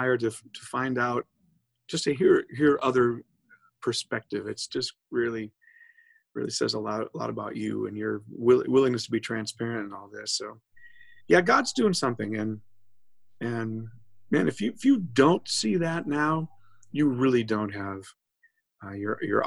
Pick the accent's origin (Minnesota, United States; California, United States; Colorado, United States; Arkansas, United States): Minnesota, United States; moved away as an adult; also born or lived in Wisconsin; now in Southern United States; I'm from Minnesota, and I lived in Minnesota and Wisconsin all my life.